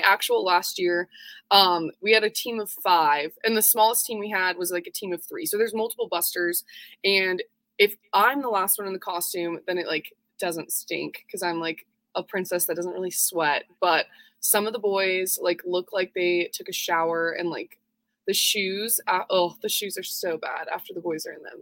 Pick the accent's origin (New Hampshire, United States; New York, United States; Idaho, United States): Idaho, United States; Twin Falls; I grew up in Twin Falls, Idaho